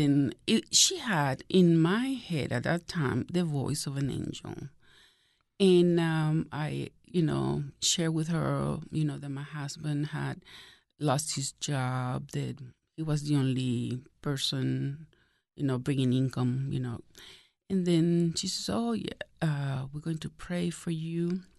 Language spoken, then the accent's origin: English; Venezuela; moved away as an adult; now in United States; No, that was in Venezuela. I was born in Venezuela.